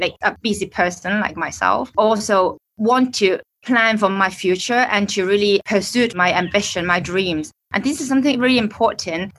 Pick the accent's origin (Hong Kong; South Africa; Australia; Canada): Hong Kong; I'm from Hong Kong. I'm staying in Hong Kong